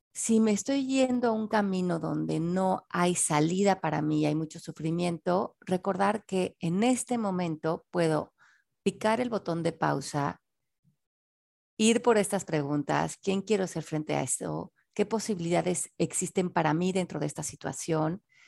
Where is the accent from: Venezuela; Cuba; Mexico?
Mexico; Mexico City; nací en la Ciudad de México en 1970